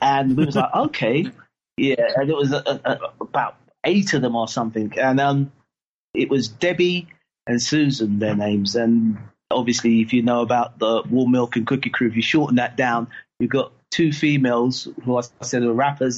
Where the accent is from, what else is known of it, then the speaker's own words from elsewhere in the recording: London, United Kingdom; I was from Battersea, up in Clapham Junction